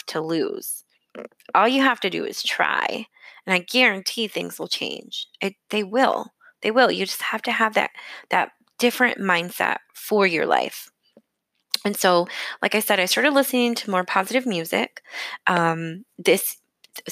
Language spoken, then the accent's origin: English; Michigan, United States; moved away as an adult; also born or lived in San Antonio, Texas; when I moved away from my hometown. I moved from Michigan to San Antonio, Texas